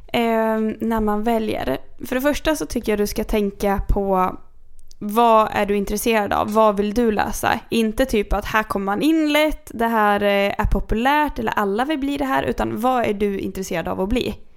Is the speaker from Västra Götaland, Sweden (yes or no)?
no; Kungsör, Västmanland, Sweden; Jag växte upp i Kungsör.